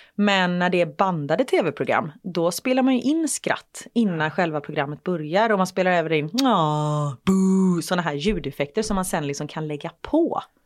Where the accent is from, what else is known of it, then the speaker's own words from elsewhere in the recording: Gothenburg, Västra Götaland, Sweden; moved away as an adult; När jag bodde i Göteborg, jag mm. var ju 21 när jag flyttade därifrån